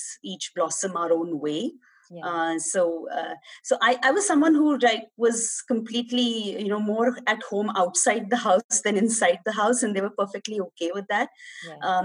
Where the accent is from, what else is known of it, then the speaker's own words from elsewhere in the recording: Mumbai, Maharashtra, India; I'm a Mumbai girl, born and brought up in Mumbai, in suburbs of Mumbai